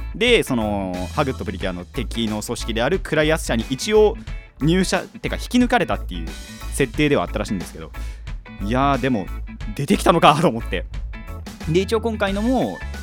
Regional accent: Hadano, Kanagawa, Japan; 地元の探索をですね してきました

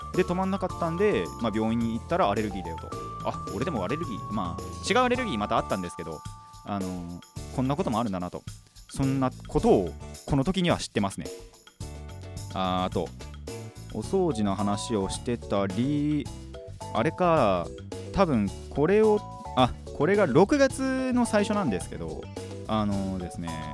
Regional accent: Hadano, Kanagawa, Japan; 僕の地元が秦野

